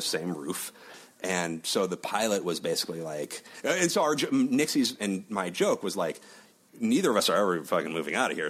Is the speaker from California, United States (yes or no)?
no; Chicago, Illinois, United States; moved away as an adult; also born or lived in Los Angeles; I'm from Chicago and the Midwest